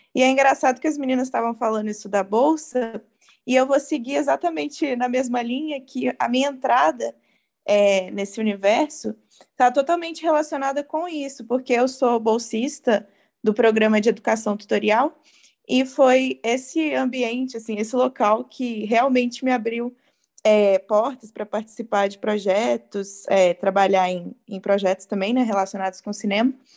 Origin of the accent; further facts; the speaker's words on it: Juiz de Fora, Minas Gerais, Brazil; sou de Juiz de Fora